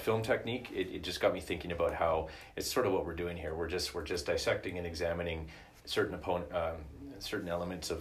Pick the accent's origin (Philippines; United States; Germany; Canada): Canada; us as, like, Canadian viewers